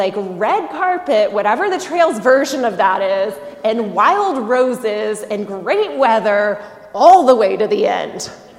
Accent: the South, United States; Sure, I'm from the South. We have mosquitoes.

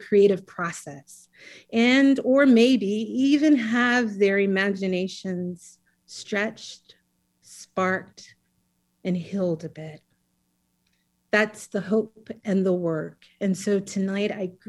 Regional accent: South Carolina, United States; also born or lived in Atlanta, Georgia; I think it was around 2 years old, we moved to South Carolina once he finished

